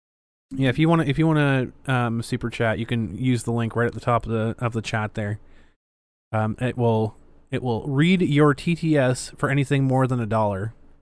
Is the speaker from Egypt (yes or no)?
no; Ireland; I'm Irish. I can drink.